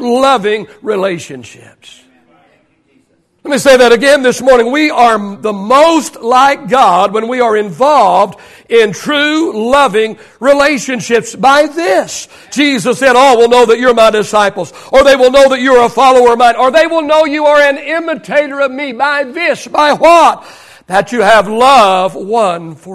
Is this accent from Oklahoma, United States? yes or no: yes; Oklahoma, United States; I grew up in Oklahoma.